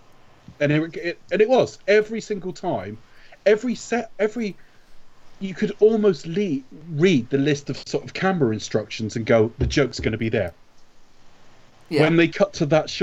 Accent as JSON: {"language": "English", "country": "United Kingdom", "said": "we're British"}